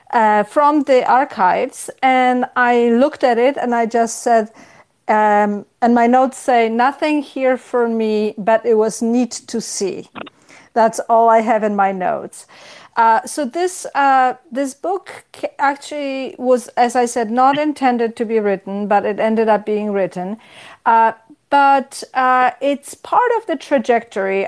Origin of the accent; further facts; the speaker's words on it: Poland; moved away as an adult; also born or lived in Israel; now in United States; I grew up in Poland, in communist Poland